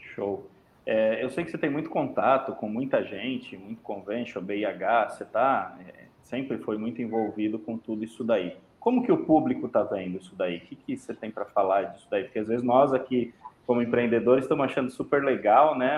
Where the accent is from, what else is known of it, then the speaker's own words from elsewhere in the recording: São Paulo, Brazil; Eu sou paulistano